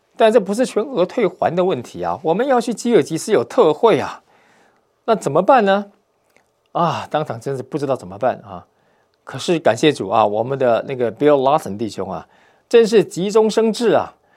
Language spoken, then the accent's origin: Chinese; Taiwan; moved away; 我是从台湾来的，讲华语的